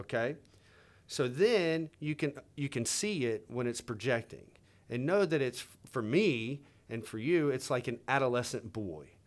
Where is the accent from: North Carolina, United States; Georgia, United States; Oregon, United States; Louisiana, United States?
Louisiana, United States; I grew up in Louisiana, man, you know, like, southern, you know, the South